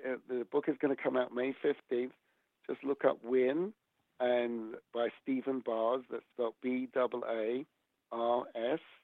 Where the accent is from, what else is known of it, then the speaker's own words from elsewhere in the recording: England, United Kingdom; now in United States; my hometown in England.